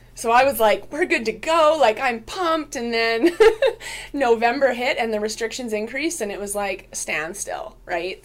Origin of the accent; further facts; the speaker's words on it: Vancouver, British Columbia, Canada; moved away as an adult; also born or lived in Okanagan; now in Prince George, Canada; born in Vancouver, uh, moved to the Okanagan when I was quite young, and then back to Vancouver, and then up to Prince George about seven years ago.